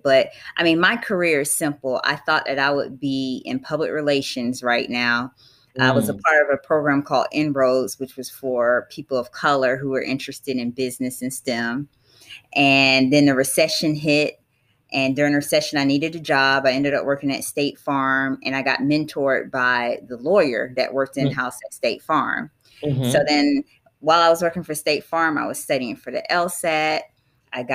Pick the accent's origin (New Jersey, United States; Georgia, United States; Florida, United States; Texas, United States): Florida, United States; Jacksonville; accent: country; moved away; I'm a country girl, if you hear my accent, proud country girl. So I was born and raised in Jacksonville, Florida.